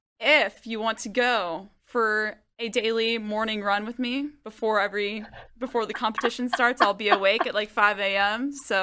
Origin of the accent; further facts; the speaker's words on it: Raleigh, North Carolina, United States; So I grew up in Raleigh, but I've been to Greensboro countless times for track meets and whatnot.